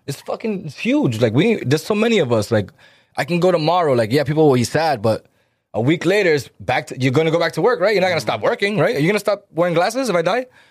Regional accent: Lawrence, Massachusetts, United States; we're Dominican, right? And, uh, we come from Lawrence

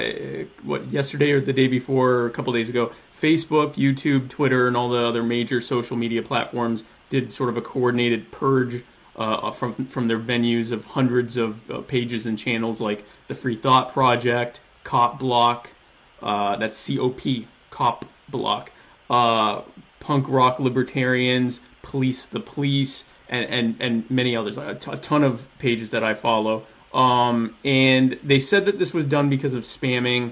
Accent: the South, United States; I am a Southerner.

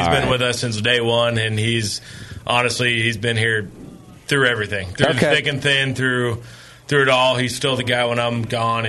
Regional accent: Livermore, California, United States; It's not, I grew up

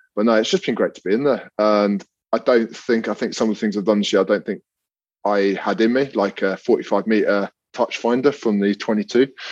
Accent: London, United Kingdom; I grew up in London

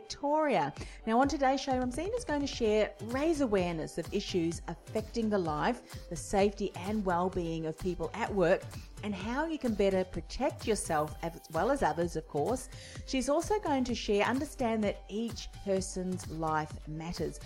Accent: New Zealand; now in Australia; I'm originally from New Zealand.

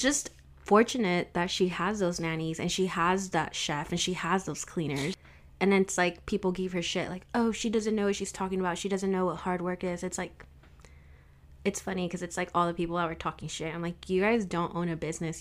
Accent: Riverside, California, United States; I grew up here in Riverside, California, and I've stayed around here.

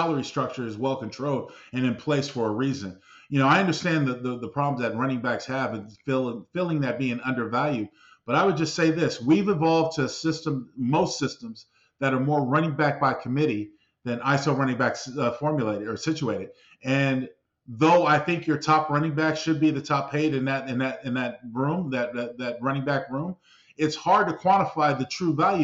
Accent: San Diego, California, United States; my hometown of San Diego

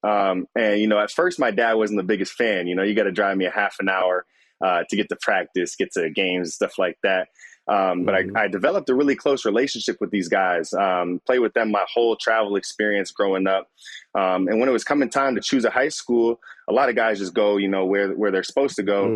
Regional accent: Windsor, Ontario, Canada; moved away; Growing up in Windsor, we're the border city of Detroit

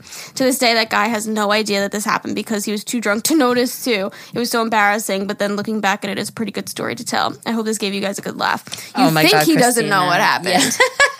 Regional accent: Calgary, Alberta, Canada; I'm 21 from Calgary, Alberta.

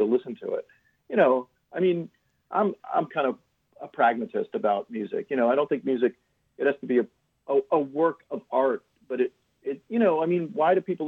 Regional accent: Lauderhill, Florida, United States; moved away as an adult; also born or lived in North Miami / East Coast / Los Angeles; now in San Francisco, United States; I grew up in, I spent a little time in North Miami, but I grew up in the Fort Lauderdale area in Lauderhill.

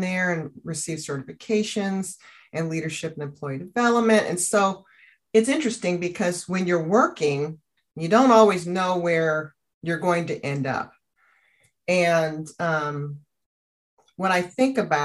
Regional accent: Oakland, California, United States; also born or lived in Union City, California; I am a product of being born and raised in Oakland

